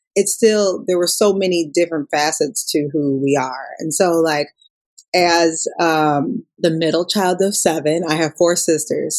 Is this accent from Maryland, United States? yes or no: no; Minneapolis, Minnesota, United States; I'm from Minnesota. Uh, Minneapolis